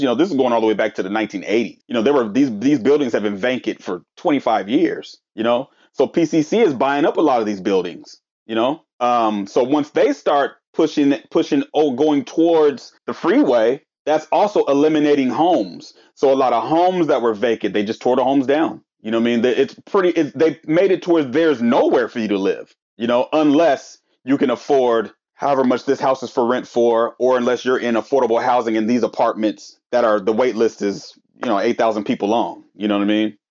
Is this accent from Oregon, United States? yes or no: yes; Portland, Oregon, United States; I grew up in North Portland in the Columbia Villa